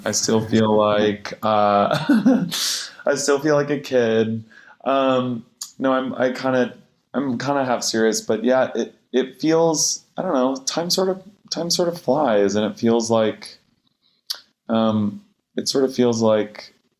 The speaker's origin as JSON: {"language": "English", "town": "Vermilion", "region": "Ohio", "country": "United States", "also_born_or_lived": "Cincinnati, Ohio", "moved": "as an adult", "lives_now": "New York, United States", "said": "I'm from suburbs of Cleveland."}